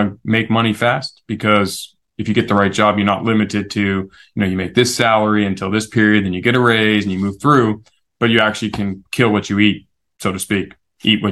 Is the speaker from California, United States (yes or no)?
yes; San Diego, California, United States; born and raised San Diego. First American born in my family